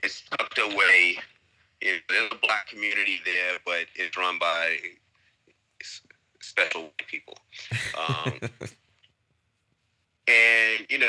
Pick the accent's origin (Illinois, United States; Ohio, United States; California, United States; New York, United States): New York, United States; Long Island; moved away as an adult; also born or lived in Brooklyn, New York / Chicago; now in Abu Dhabi, United Arab Emirates; I was raised in Long Island